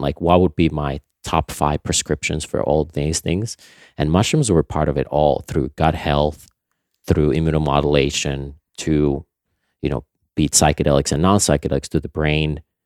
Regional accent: Nokia, Pirkanmaa, Finland; moved away; I grew up in Finland, um, on our family farm

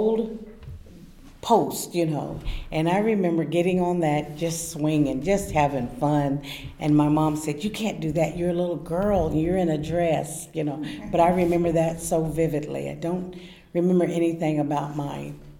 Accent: Independence, United States; also born or lived in Chicago, Illinois; I came to Independence in 1952, and I was here until I graduated in 1968.

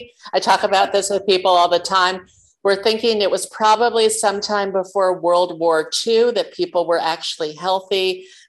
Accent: New York City, New York, United States; I was born and raised in New York City.

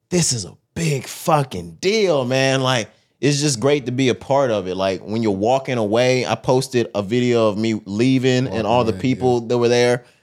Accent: Texas, United States; I'm from Texas.

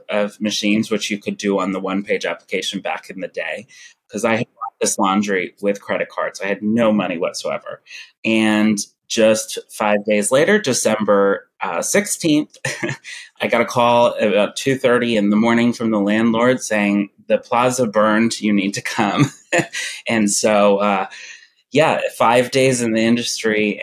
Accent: Kentucky, United States; moved away as an adult; now in Los Angeles, United States; I'm from Kentucky, and I had a retail store there

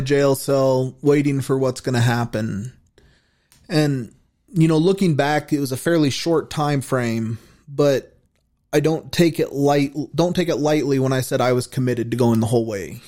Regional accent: Casper, Wyoming, United States; also born or lived in Brookings, Oregon / Colorado; We moved to Casper when I was in the first grade

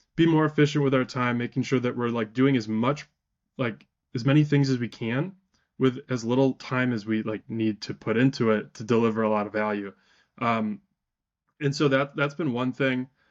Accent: Wisconsin, United States; I'm from Wisconsin, so we have sales tax

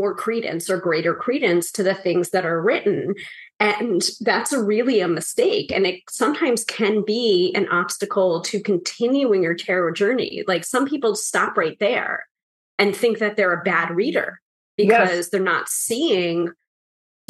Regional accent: New York, United States; the New Yorker

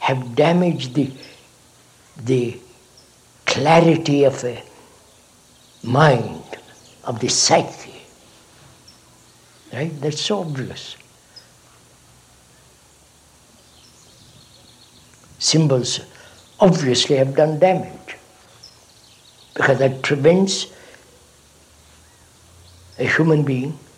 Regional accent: India; I was born in India

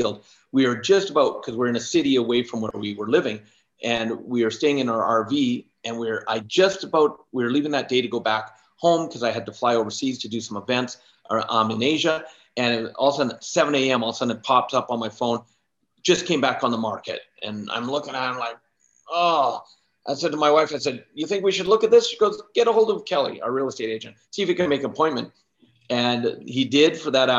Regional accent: Canada; also born or lived in Alberta; I'm Canadian and I live in Alberta. And so I'm in central Alberta

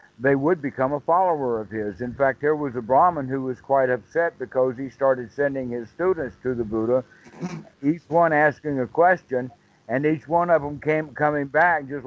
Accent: United States; I'm being American

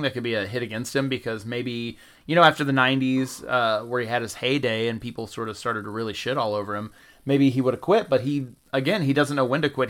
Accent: the South, United States; growing up in the South

